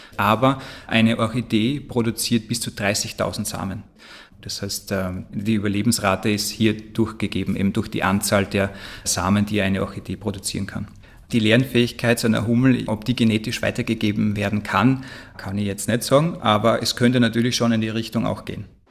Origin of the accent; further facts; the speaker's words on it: Austria; aber auch bei uns in Österreich